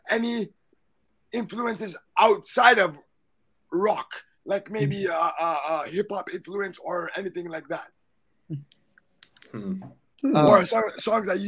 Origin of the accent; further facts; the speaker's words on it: Toronto, Ontario, Canada; I'm from Toronto, Canada, right? So which is where I am right now